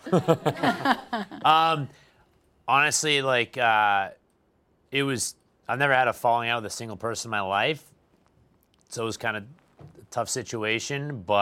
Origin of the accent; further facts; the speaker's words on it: Manchester, New Hampshire, United States; Manchester, New Hampshire, Manch Vegas.